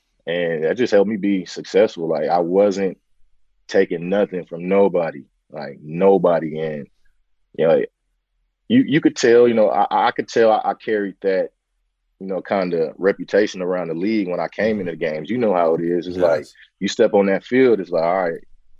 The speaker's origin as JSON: {"language": "English", "town": "San Francisco", "region": "California", "country": "United States", "tie": "born or raised there", "said": "born and raised in Bayview Hunters Point, in the heart of, you know, the Bayview District in San Francisco, the shipyards, and a lot of activity that happens in most our urban communities. And then my dad was able to get us to the suburbs when I was about 9 or 10."}